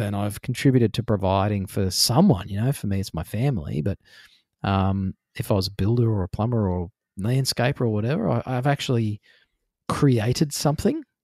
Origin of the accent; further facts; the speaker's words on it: Queensland, Australia; also born or lived in New South Wales; I was born in New South Wales, but I grew up in Queensland